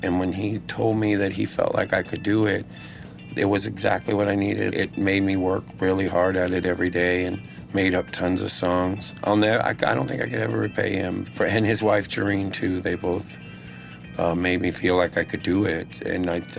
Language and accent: English; Texas, United States; So I came from Texas, where they're into words.